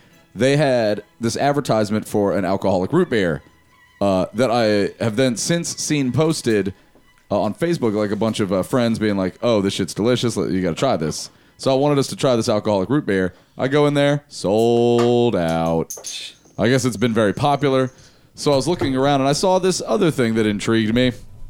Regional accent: California, United States; growing up in California

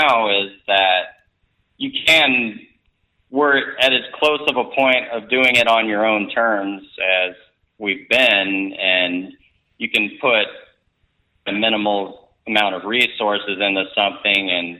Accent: Texas, United States; moved away; also born or lived in Colorado; I'm originally from Texas, but I was living in Colorado at that point

